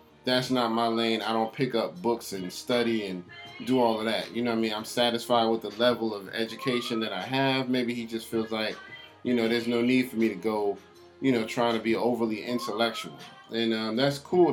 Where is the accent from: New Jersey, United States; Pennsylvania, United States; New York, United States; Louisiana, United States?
New York, United States; I'm from New York and I know that's just how we talk